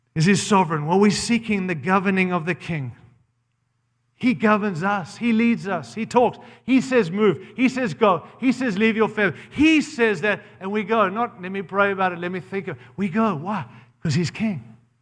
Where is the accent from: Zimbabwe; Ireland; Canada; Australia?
Zimbabwe; now in United States; I was born in Rhodesia, Zimbabwe